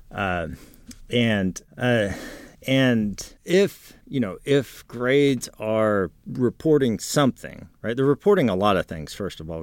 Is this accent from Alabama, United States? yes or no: no; San Antonio, Texas, United States; growing up in San Antonio